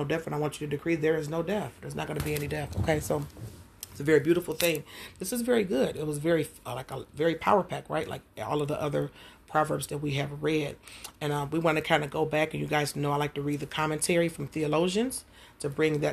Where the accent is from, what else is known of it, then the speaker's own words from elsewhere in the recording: Detroit, Michigan, United States; growing up in Jewish Missionary Baptist Church in Detroit, Michigan